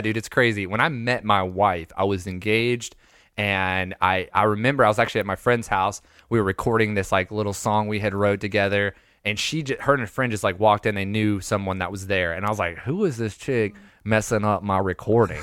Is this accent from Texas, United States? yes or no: no; Lakeland, Florida, United States; also born or lived in Panama City Beach, Florida / Wewahitchka, Florida; now in Ohio, United States; I'm technically from Lakeland, Florida. I lived there till I was, like, fourteen